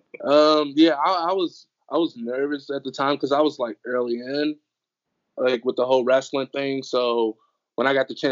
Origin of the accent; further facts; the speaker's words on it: Washington, District of Columbia, United States; I'm from the District of Columbia